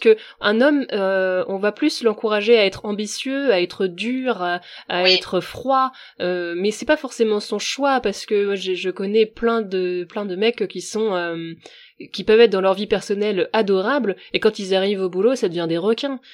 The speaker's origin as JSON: {"language": "French", "area": "Finistère", "region": "Brittany", "country": "France", "said": "je suis bretonne et en Bretagne, c'est vrai que toi, tu vois, je viens du Finistère. Euh, là d'où je viens, il y a très peu de mixité ethnique"}